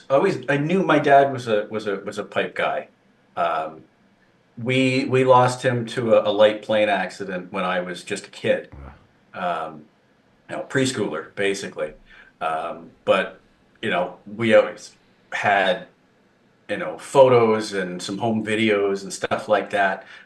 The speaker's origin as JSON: {"language": "English", "region": "southern Ontario", "country": "Canada", "tie": "born or raised there", "said": "I born and raised in Ontario, in the southern portion of the province"}